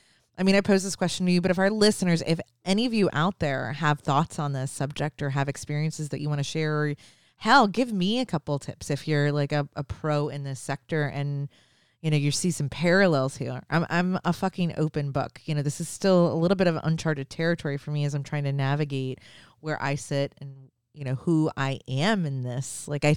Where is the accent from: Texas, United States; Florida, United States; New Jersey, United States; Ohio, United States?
Florida, United States; I'm from Florida